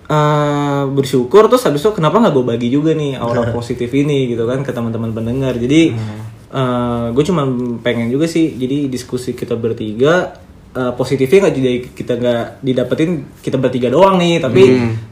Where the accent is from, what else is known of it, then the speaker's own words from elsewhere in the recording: Sumatra, Indonesia; born there; ini kan gue orang Jawa yang kelahiran